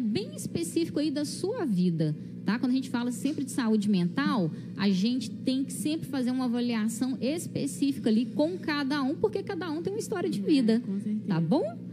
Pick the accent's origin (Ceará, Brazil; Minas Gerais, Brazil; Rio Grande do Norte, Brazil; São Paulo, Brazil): Minas Gerais, Brazil; Visconde do Rio Branco; eu sou aqui de Visconde mesmo, né? Nascida e criada aqui nessa terrinha